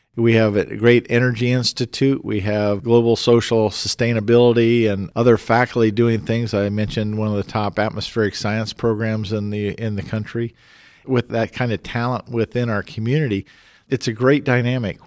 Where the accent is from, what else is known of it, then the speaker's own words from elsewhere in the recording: Fort Collins, Colorado, United States; Growing up in Fort Collins, and that's my hometown, when I was fourteen, I was mayor for the day